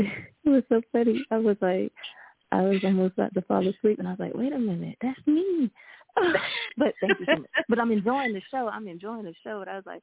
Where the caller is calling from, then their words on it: Cameron, North Carolina, United States; I'm calling from Cameron, North Carolina.